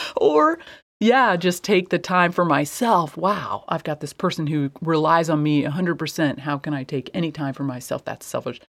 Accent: Midwest, United States; I was raised in the Midwest

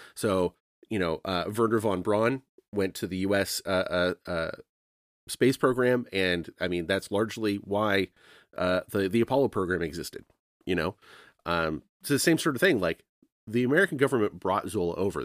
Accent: Canada; I'm a Canadian.

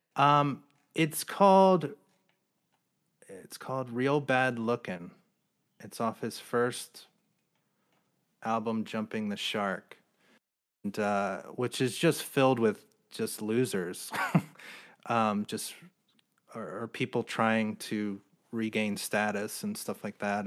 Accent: New Jersey, United States; also born or lived in Philadelphia / New York; now in Los Angeles, United States; I'm from New Jersey.

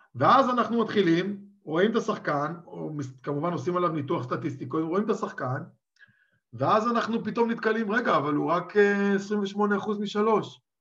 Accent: Israel; now in Czech Republic; אני גדלתי בתוך הכדורסל הישראלי

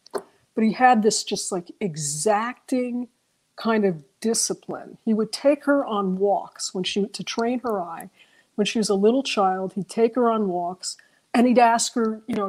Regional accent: New York City, New York, United States; I grew up in New York City and we took walks

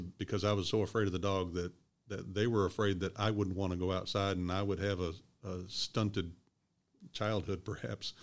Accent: Louisville, Kentucky, United States; also born or lived in Evansville, Indiana; I was born in Evansville, and I grew up in Louisville

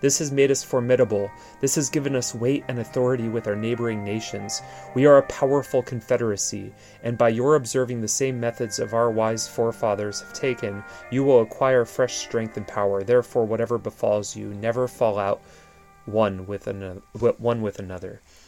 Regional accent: Poland; now in Portland, United States; You know, I'm Polish American. I immigrated here.

